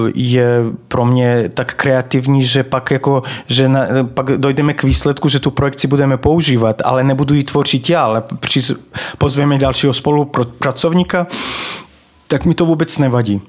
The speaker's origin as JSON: {"language": "Czech", "area": "Banat", "region": "Vojvodina", "country": "Serbia", "tie": "born or raised there", "second_language": "Czech", "moved": "as an adult", "lives_now": "Czech Republic", "said": "já se tam narodil, takže vlastně pocházím ze Srbska."}